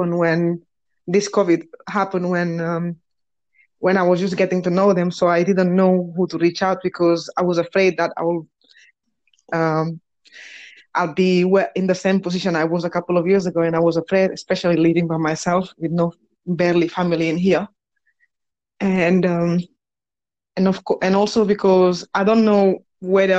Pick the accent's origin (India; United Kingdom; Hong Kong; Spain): Spain; Barcelona, Catalonia; English is a second language; moved away; As you might know from this horrible accent that I have, is, well, I was born in Spain, in Barcelona.